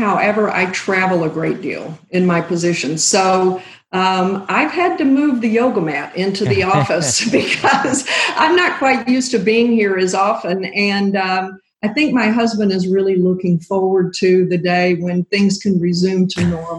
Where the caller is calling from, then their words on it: Springfield, Missouri, United States; I am calling in from my home office in Springfield, Missouri.